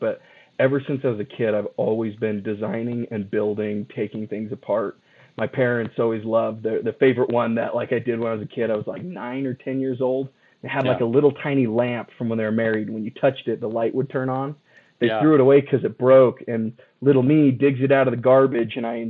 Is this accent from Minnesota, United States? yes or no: no; Mesa, Arizona, United States; I moved up from Mesa, Arizona to go to school for mechanical engineering.